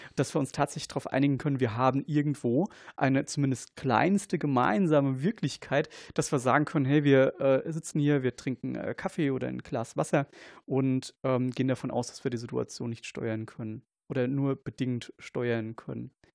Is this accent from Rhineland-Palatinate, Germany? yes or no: yes; Kaiserslautern, Rhineland-Palatinate, Germany; ich komme aus, aus Kaiserslautern